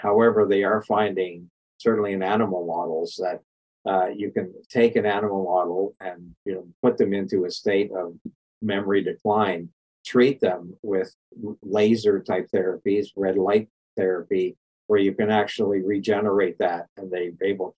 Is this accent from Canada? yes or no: yes; Canada; born or raised there; now in United States